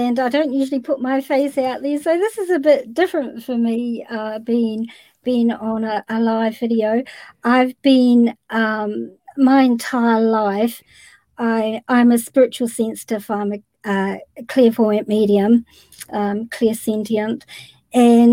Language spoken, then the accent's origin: English; New Zealand; I'm from New Zealand.